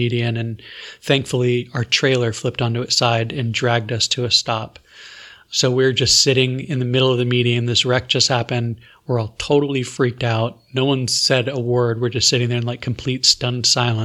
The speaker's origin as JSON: {"language": "English", "region": "Florida", "country": "United States", "said": "I'm from Florida"}